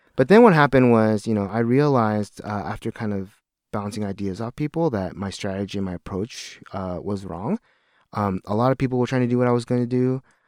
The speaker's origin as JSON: {"language": "English", "town": "Seattle", "region": "Washington", "country": "United States", "tie": "born or raised there", "moved": "as an adult", "said": "I'm a lifelong Washingtonian."}